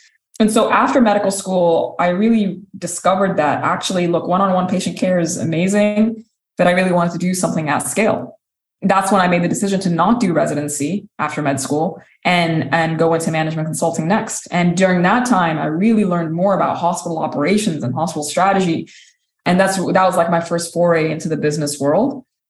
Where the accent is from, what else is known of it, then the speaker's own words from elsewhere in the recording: Sudan; also born or lived in Saudi Arabia / United Kingdom; now in United States; I'm originally from Sudan. I grew up in several different countries. I've lived in Saudi Arabia. I've lived in the UK before immigrating to the US when I was 24 years old.